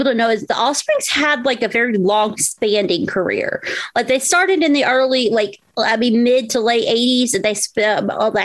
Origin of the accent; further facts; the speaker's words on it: Southwest Virginia, United States; also born or lived in Florida; since I do live in Southwest Virginia, and I was born in Florida, but I generally grew up in this area